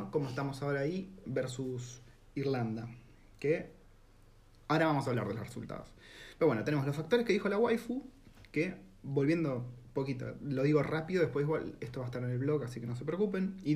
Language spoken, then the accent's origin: Spanish; Argentina; first language Spanish; moved away as an adult; now in New Zealand; es nuestro idioma natal, entonces todo se simplifica pensás en argentino, te, expresás en argentino